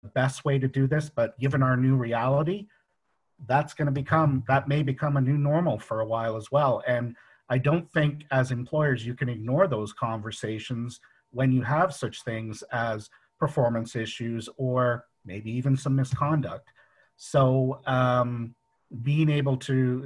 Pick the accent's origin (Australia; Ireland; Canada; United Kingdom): United Kingdom; England; moved away; I'm originally from England